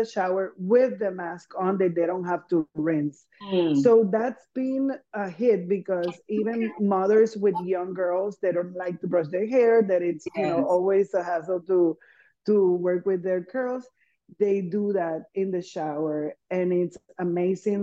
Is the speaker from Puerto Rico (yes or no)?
yes; Puerto Rico; I'm from Puerto Rico, and we tend to think in a small island of 3 million something people.